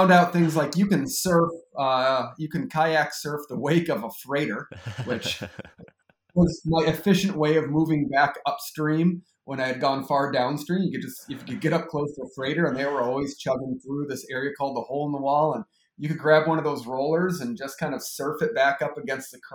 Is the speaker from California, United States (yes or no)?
no; Grosse Ile, Michigan, United States; moved away as an adult; now in La Crosse, United States; I am from Southeast Michigan, a town that probably nobody has ever heard of called Gros Ile, which actually is an island where the Detroit River lets out into Lake Erie. So it's a pretty unique place to grow up